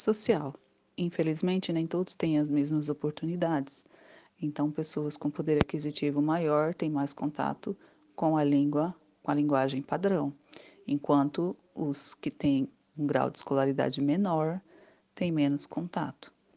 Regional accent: Brazil; Nosso país é tão grande que um lugar ou uma região fala diferente da outra

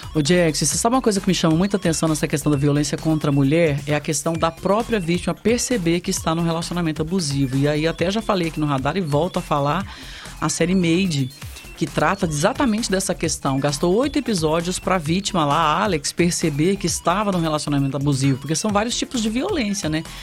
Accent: Sertãozinho, São Paulo, Brazil; fomos criados ali no Marciano Brandão

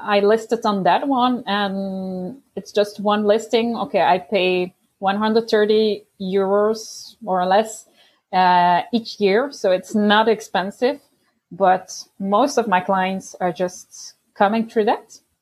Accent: Belgium; I'm from Belgium

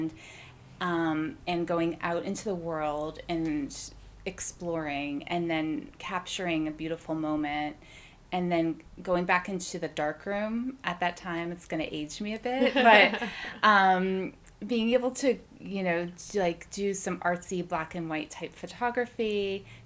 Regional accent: Massachusetts, United States; also born or lived in Waltham, Massachusetts / Shrewsbury, Massachusetts / Watertown, Massachusetts; I grew up here in Massachusetts. I was in Waltham when I was younger, and then my parents divorced, and my mom moved us out to the Shrewsbury area, and my dad was in Watertown

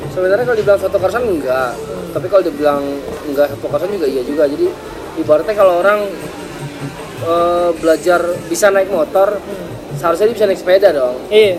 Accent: Jakarta, Indonesia; Saya asli kalau orang tua sih dari Sumatera Tapi lahir dan tumbuh besar di Jakarta

